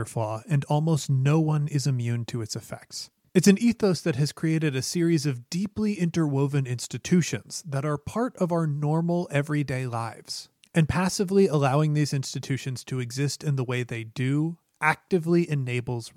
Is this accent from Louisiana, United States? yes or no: no; Chicago, Illinois, United States; my hometown of Chicago